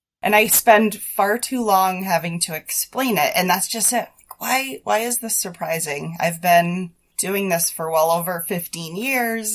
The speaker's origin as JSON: {"language": "English", "town": "Boston", "region": "Massachusetts", "country": "United States", "tie": "born or raised there", "also_born_or_lived": "Milton, Massachusetts", "moved": "as an adult", "lives_now": "New Hampshire, United States", "said": "I was born and raised in Boston"}